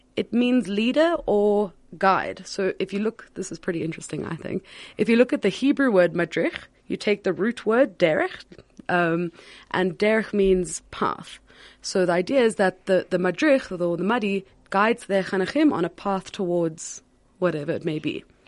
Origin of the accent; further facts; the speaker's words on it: Cape Town, Western Cape, South Africa; I'm originally from Cape Town. I w, grew up at Herzliya